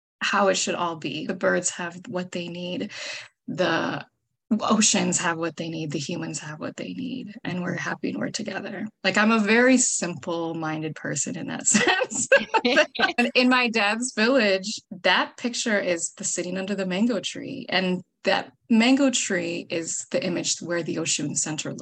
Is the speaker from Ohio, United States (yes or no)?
no; Minnesota, United States; moved away as an adult; also born or lived in New York; I'm originally from Minnesota